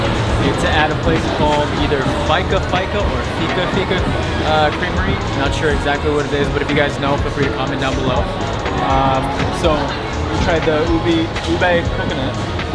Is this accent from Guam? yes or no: yes; Guam; I was born in Guam